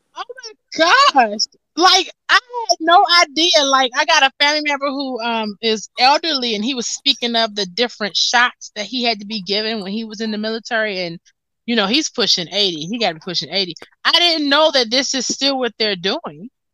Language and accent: English; United States; I'm from America